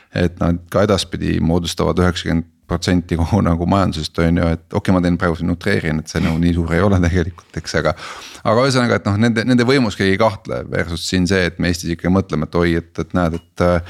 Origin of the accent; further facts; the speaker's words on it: Estonia; ma olen Eestist